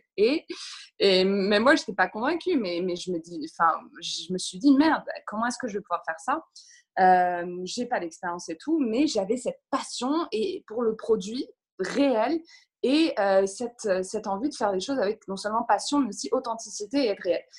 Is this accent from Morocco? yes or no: yes; Morocco; moved away as an adult; now in London, United Kingdom; j'ai grandi au Maroc